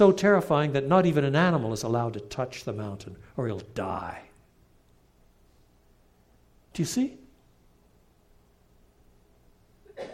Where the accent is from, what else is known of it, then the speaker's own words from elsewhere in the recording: Canada; moved away; also born or lived in England; I was brought up in the St. Lawrence Valley in eastern Canada.